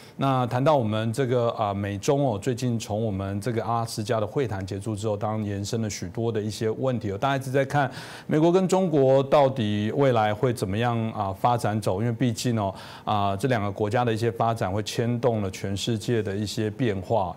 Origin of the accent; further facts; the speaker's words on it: Taiwan; 我可能在这个自由台湾长大